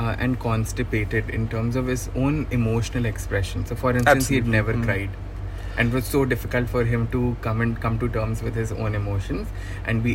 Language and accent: English; India; we come from India and land of Kama Sutra